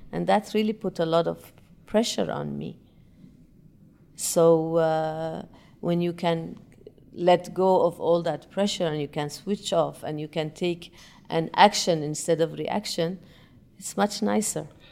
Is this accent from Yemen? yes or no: yes; Yemen; moved away; I'm originally from Yemen